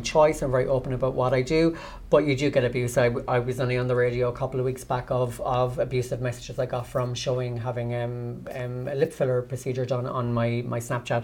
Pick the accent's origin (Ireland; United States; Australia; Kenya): Ireland; Cork, Munster; I'm from Churchfield originally